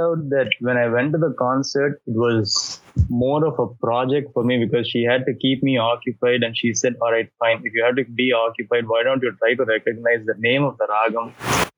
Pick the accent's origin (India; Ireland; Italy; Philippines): India; Tiruchirappalli, Tamil Nadu; now in United States; I grew up in Trichy